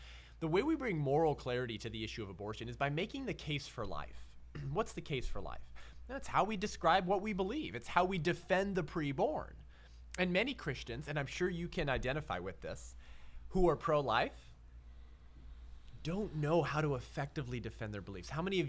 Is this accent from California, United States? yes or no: yes; Whittier, California, United States; now in San Clemente, United States; I hail from the 562, yeah? So I was raised in Whittier, uptown Whittier. That's where my folks still are. I live in Orange County now in San Clemente